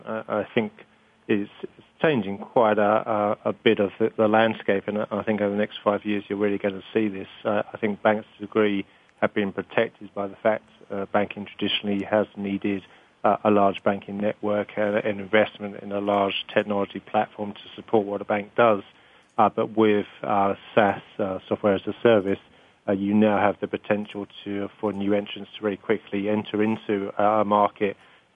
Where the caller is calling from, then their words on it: London, United Kingdom; From London.